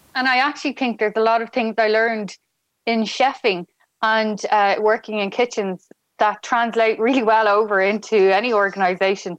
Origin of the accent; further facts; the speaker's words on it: Dublin, Leinster, Ireland; moved away as an adult; now in Galway, Ireland; I'm from Dublin